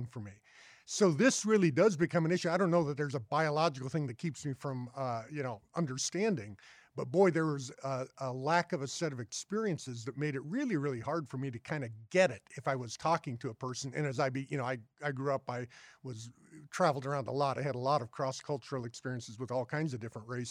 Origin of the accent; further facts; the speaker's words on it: Boulder, Colorado, United States; I grew up in Boulder, Colorado